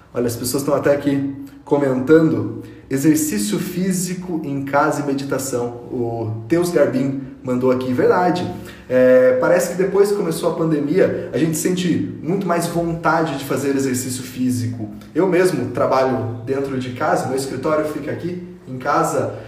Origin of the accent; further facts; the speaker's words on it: São José dos Campos, São Paulo, Brazil; eu sou nascido em São José dos Campos, uma cidade do interior de São Paulo